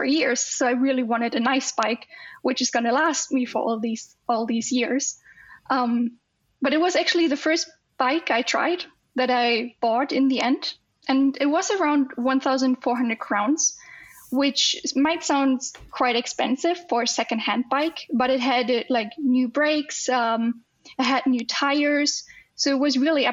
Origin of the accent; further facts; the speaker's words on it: Germany; now in Sweden; I'm from Germany